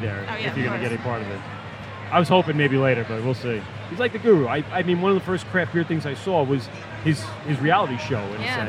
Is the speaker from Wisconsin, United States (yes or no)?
no; Long Island, New York, United States; we're from Long Island. We don't get too much New Jersey up by us.